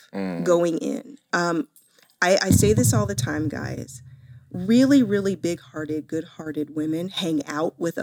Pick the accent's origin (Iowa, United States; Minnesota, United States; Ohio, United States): Ohio, United States; Columbus; Born in Columbus, Ohio.